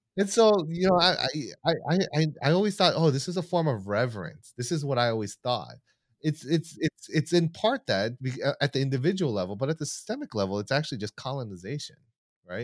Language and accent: English; United States; I'm Korean American, second generation, so my parents, uh, immigrated here in, uh, the late seventies and early eighties, and, um, and so I was born in the United States